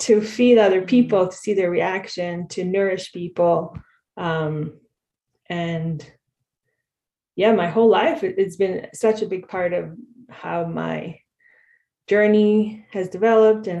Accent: Israel; moved away as an adult; now in Canada; I grew up in Israel

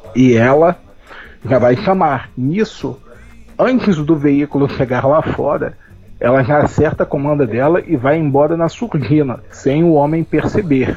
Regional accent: Rio de Janeiro, Brazil; moved away as an adult; now in Paraná, Brazil; Eu venho do Rio de Janeiro e moro no Paraná

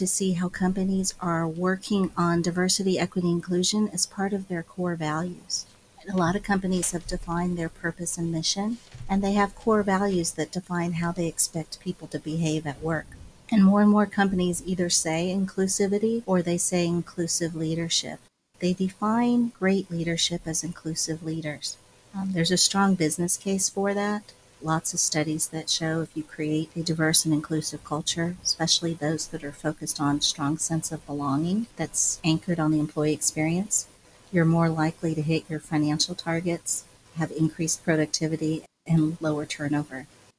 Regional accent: Midwest, United States; As Chinese American, sometimes I was the only person of color. Right? We grew up in the Midwest.

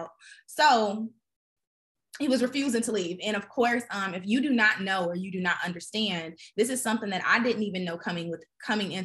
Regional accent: Chicago, Illinois, United States; now in Atlanta, United States; I'm actually from Chicago. So I'm down here in Atlanta

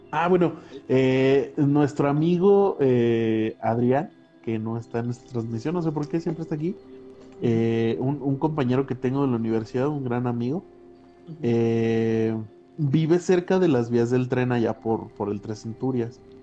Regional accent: San Luis Potosí, Mexico; moved away; yo no soy de aquí, o sea, yo soy de San Luis

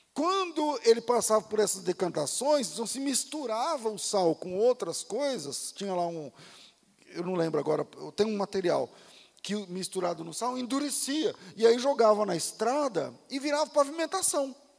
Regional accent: Mato Grosso, Brazil; lá no Mato Grosso, na cidade onde eu, onde eu nasci e fui criado

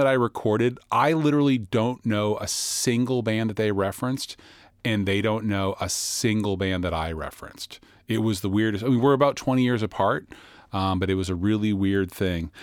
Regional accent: Boston, Massachusetts, United States; I'm from the Boston area

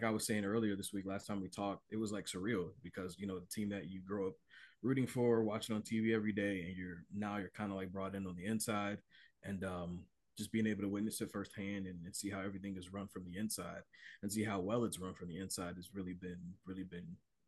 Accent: Cleveland, Ohio, United States; being born and raised in Cleveland

